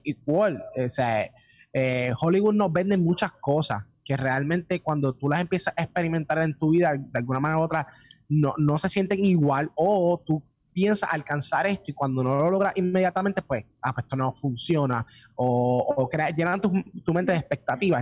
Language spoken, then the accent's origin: Spanish; Puerto Rico; empezamos acá en Puerto Rico y somos completamente puertorriqueños